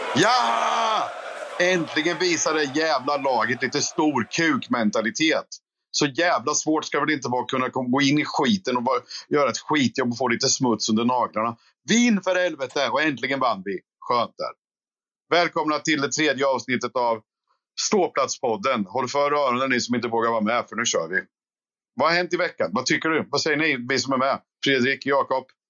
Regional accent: Skänninge, Östergötland, Sweden; jag är från Skänninge från början

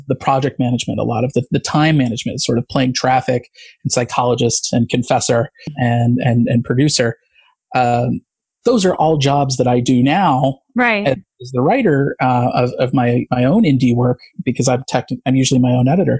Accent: Midwest, United States; now in Los Angeles, United States; I grew up in the Midwest

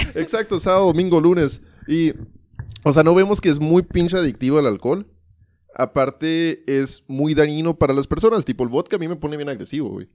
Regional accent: United States; now in Ciudad Juárez, Mexico; yo me crié en Estados Unidos

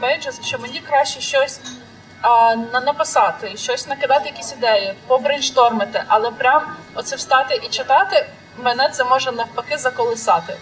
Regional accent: Khmelnytskyi, Khmelnytskyi Oblast, Ukraine; Я з Хмельницького

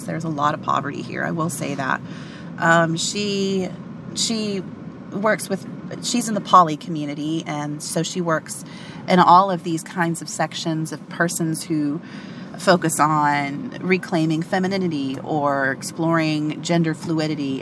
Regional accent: Appalachia, United States; also born or lived in East Tennessee; I'm from Appalachia.

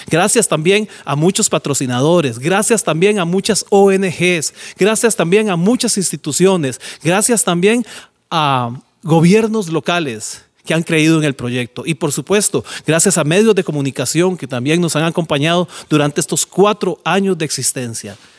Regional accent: San José, Costa Rica; Yo soy Josefino. Nací en Pavas hace 51 años

